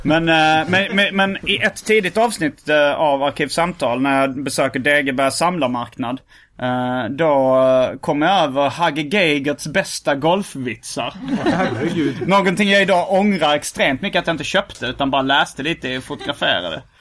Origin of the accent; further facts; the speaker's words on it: Lund, Skåne, Sweden; i Lund stadspark då, där jag växte upp